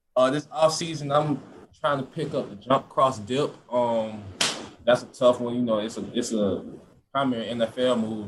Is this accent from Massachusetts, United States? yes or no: no; Georgia, United States; moved away as an adult; now in Florida, United States; That's my hometown state and I loved it